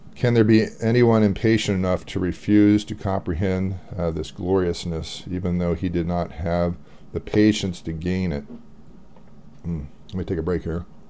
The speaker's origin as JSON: {"language": "English", "country": "United States", "said": "I'm American"}